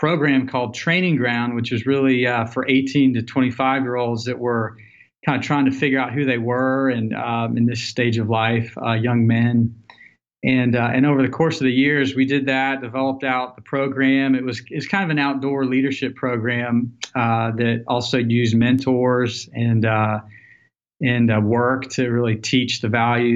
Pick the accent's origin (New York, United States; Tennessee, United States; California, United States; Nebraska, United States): Tennessee, United States; Nashville; moved away as an adult; also born or lived in Colorado; growing up in Nashville, Tennessee, I graduated college